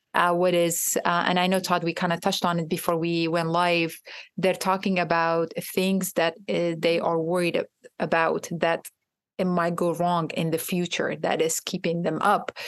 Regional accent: Iraq; now in United States; I am from Iraq myself. I am a trauma survivor, a war survivor

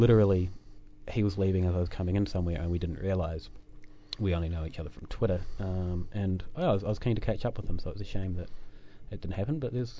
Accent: New Zealand; accent: Kiwi; My Kiwi accent, you know. vowels are we can't distinguish between too many vowels.

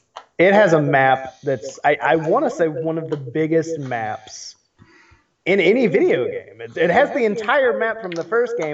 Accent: Tennessee, United States; I'm from Tennessee.

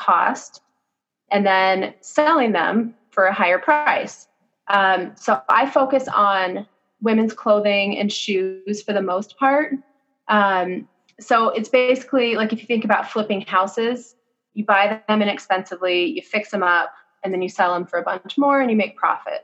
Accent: Phoenix, Arizona, United States; I grew up in the West Valley.

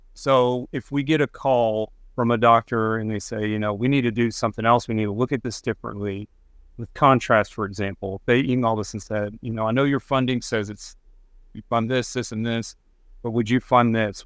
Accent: Texas Panhandle, United States; moved away; I grew up in the Panhandle of Texas

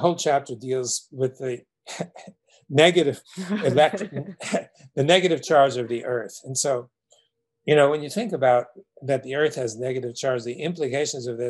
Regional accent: New York City, New York, United States; growing up in Brooklyn, New York

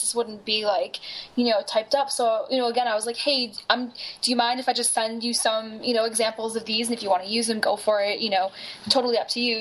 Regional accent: Buffalo, New York, United States; moved away; I came from Buffalo, New York, and you know, as a little kid with like hair to my butt, put my hair up in you know pigtails, and you know, go in the snow

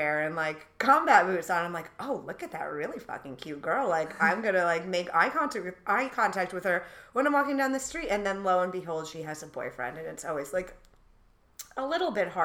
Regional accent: Coventry, Rhode Island, United States; moved away as an adult; now in New York, United States; I grew up in Coventry, Rhode Island

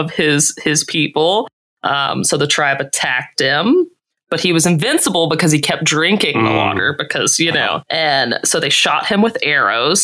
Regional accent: Mississippi, United States; I'm from Mississippi

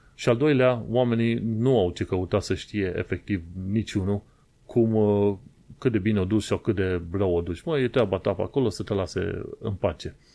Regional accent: Romania; moved away as an adult; now in London, United Kingdom; Când am plecat din România

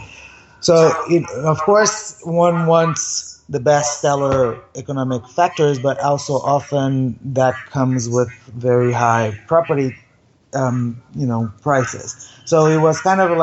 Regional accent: Brazil; moved away; I'm from Brazil originally, and I own a property in Brazil

